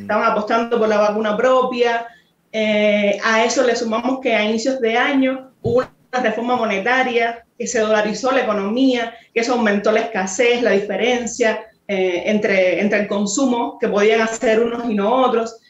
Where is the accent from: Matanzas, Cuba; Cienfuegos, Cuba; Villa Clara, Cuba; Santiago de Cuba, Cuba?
Cienfuegos, Cuba; moved away as an adult; now in Mexico; yo tampoco soy de La Habana, soy de Cienfuegos, que es una provincia que, que está al sur, al centro sur.